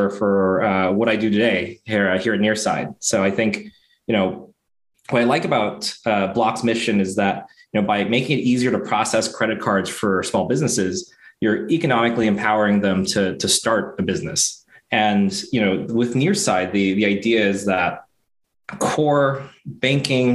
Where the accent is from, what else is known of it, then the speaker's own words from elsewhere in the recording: San Diego, California, United States; I grew up, born, raised in San Diego